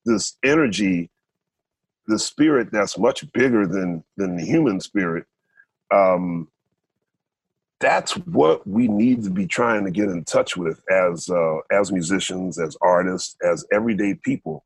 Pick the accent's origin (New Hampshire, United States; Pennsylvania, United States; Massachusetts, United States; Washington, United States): Pennsylvania, United States; Philadelphia; the church that we grew up in Philadelphia